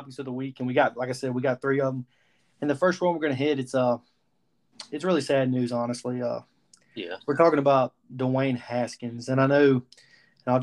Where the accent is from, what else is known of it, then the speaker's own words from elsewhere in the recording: Mobile, Alabama, United States; we're from Mobile, Alabama